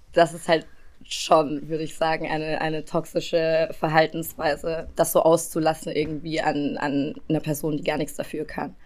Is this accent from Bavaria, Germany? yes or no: yes; Regensburg, Bavaria, Germany; meiner Heimatstadt Regensburg